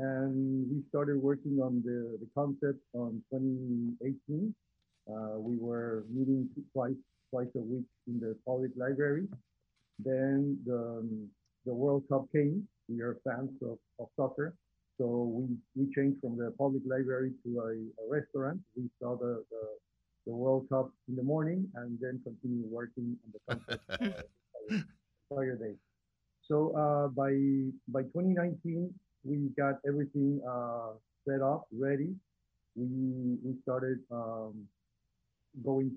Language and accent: English; Mexico; now in Houston, United States; I'm originally from Mexico.